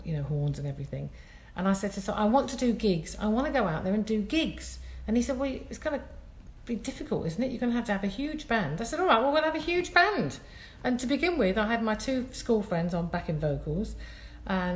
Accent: Scotland, United Kingdom; I'm Scottish

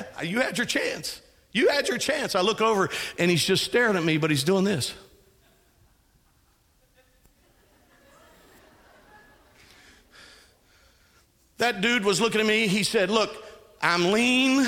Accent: Texas, United States; I was raised in Texas

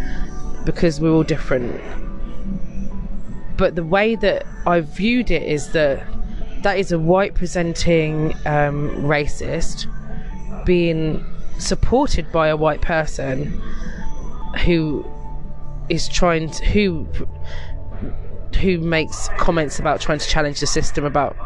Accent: United Kingdom; being British in this country

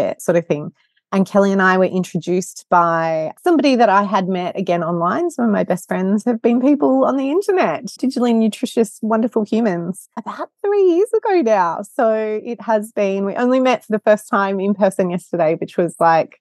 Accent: Sydney, New South Wales, Australia; I am from Sydney and sitting in a hotel room in LA right now

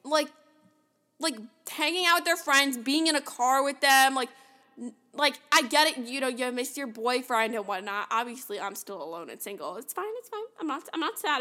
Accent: New York City, New York, United States; I'm from New York

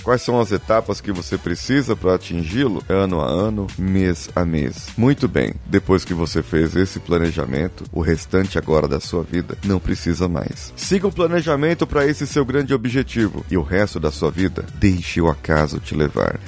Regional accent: São Paulo, Brazil; sou aqui de São Paulo

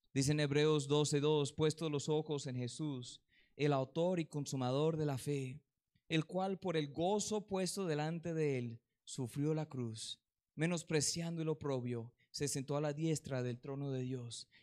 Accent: Colombia; aquí en Colombia

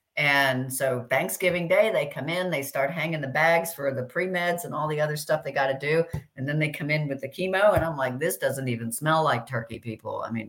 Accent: Miami, Florida, United States; also born or lived in London; And I grew up in Miami, in London, but I grew up a lot in Miami.

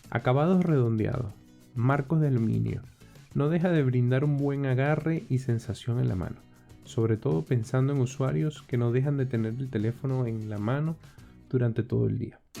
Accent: Venezuela

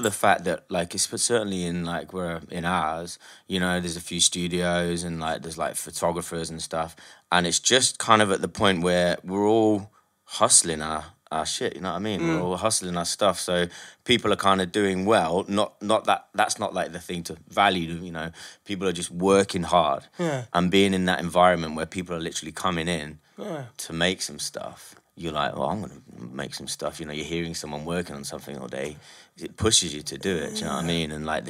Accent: Nottingham, East Midlands, United Kingdom; now in London, United Kingdom; I'm from Nottingham

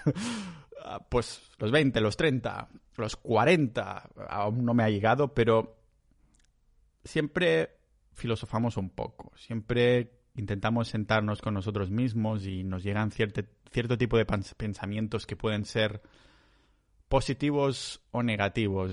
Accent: Catalonia, Spain; yo soy catalán

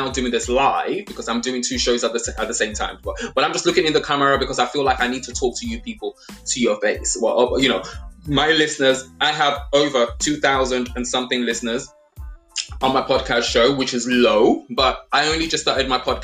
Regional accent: Nigeria; also born or lived in England; I was born in England, but I grew up in Nigeria

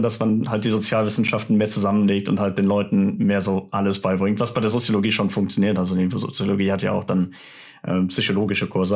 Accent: Germany; ich als Deutscher

